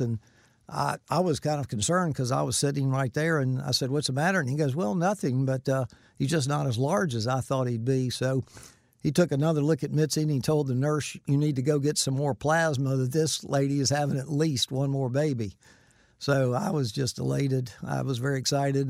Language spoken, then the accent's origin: English; Winter Haven, Florida, United States; also born or lived in Sikeston, Missouri / Vero Beach, Florida; we moved to Winter Haven when I was just a year old, so I don't remember much about Sikeston, Missouri, but, um, all my life I've lived in, in Florida at Winter Haven and Vero Beach